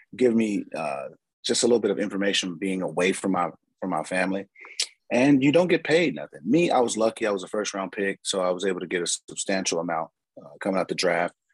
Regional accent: San Diego, California, United States; moved away as an adult; also born or lived in Appleton, Wisconsin; I'm going from San Diego, California

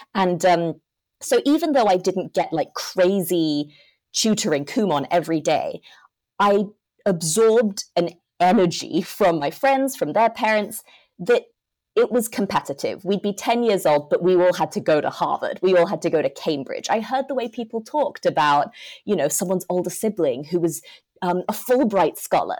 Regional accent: Hong Kong; I'm from Hong Kong, grown up there my whole life.

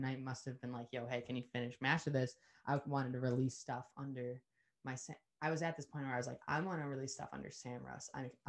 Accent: New Zealand; I get even more convicted of the fact that I'm from New Zealand.

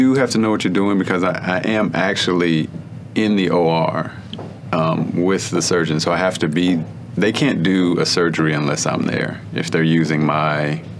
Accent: Texas, United States; Growing up in Texas

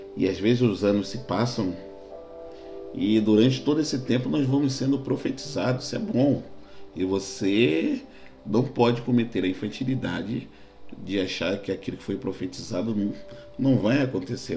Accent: Rio de Janeiro, Brazil; Eu sou carioca, minha, quando eu nasci, minha mãe, sou filho de mãe solteira, minha mãe morava no, no Morro da Cachoeirinha

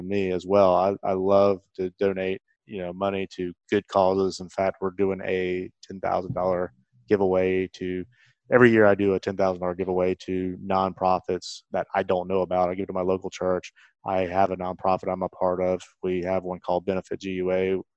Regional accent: Carrollton, Georgia, United States; My hometown, Carrollton

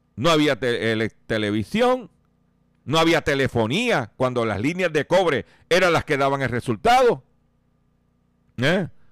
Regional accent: Puerto Rico; nosotros como puertorriqueños que vivimos aquí

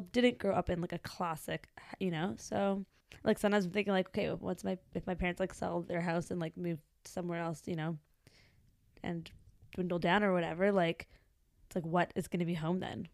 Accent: Vancouver, British Columbia, Canada; I was born in Vancouver, British Columbia, Canada.

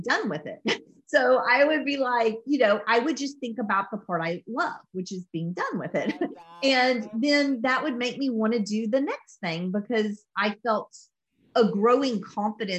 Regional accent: the South, United States; I'm from the South

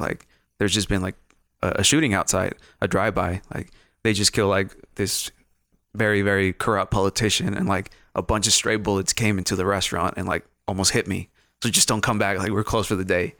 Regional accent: Ciudad Juarez, Chihuahua, Mexico; moved away; also born or lived in London; I grew up in, uh, what used to be a small town, not, not a big ass city, um, Ciudad Juarez, Chihuahua, Mexico.

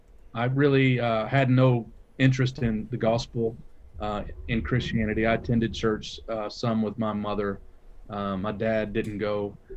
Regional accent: Detroit, Michigan, United States; born there; I was born in Detroit, Michigan.

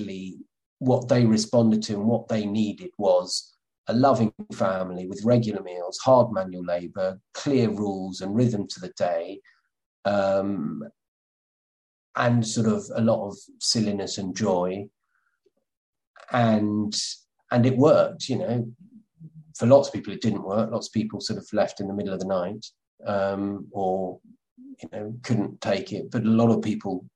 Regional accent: Somerset, South West England, United Kingdom; I'm from Somerset

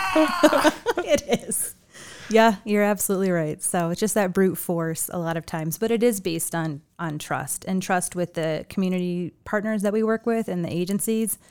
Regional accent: Chicago, Illinois, United States; also born or lived in Seattle; now in Las Vegas, United States; I grew up in Chicago

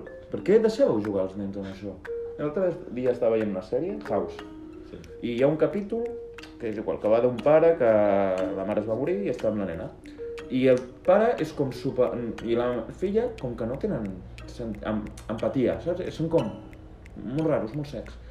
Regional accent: Lleida, Catalonia, Spain; som de Lleida.

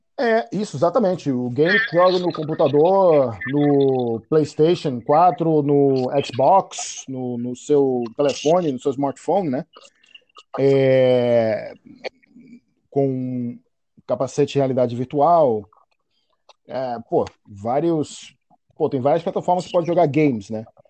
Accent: Salvador, Bahia, Brazil; eu cresci, eu fui criado na Bahia, né, em Salvador

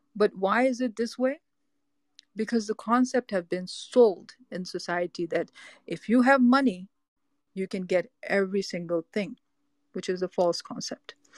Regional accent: Boston, Massachusetts, United States; moved away as an adult; now in Los Angeles, United States; I'm from Los Angeles, California. I grew up in East Coast, uh, Boston, Massachusetts

